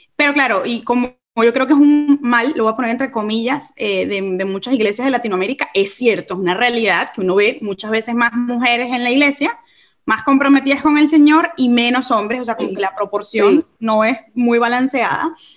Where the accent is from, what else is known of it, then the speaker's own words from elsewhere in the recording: Caracas, Capital District, Venezuela; accent: caraqueño; moved away as an adult; also born or lived in England; yo nunca quiero perder mi caraqueño, yo soy de Caracas. Eh, yo nací, y crecí en Caracas